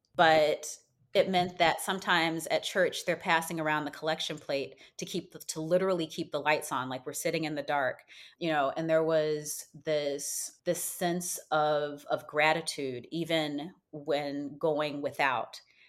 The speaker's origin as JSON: {"language": "English", "town": "Chicago", "region": "Illinois", "country": "United States", "tie": "born or raised there", "said": "So my spiritual roots, so I was raised in Chicago in a Baptist family. My grandmother came here from the South when she was about a teenager, so probably in the 50s."}